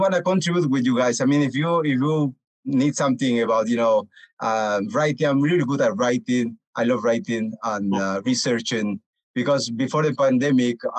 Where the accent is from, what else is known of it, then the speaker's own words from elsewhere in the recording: Bolivia; moved away as an adult; also born or lived in United Kingdom; now in Toronto, Canada; I'm from Bolivia, but now I'm living in Toronto, in Canada